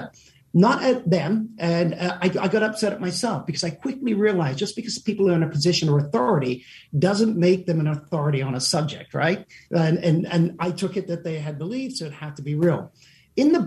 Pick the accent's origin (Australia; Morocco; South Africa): South Africa; moved away; also born or lived in England; We immigrated to South Africa.